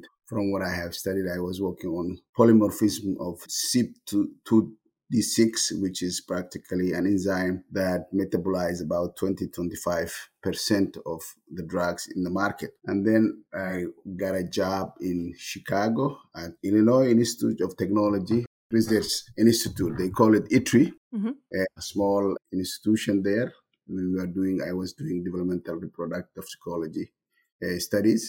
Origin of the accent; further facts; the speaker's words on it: Brava, Lower Shabelle, Somalia; moved away as an adult; also born or lived in Mogadishu, Somalia / Italy / Berlin, Germany; I was born and raised in Somalia. I grew up in a town called Brawa, which is about 214 kilometers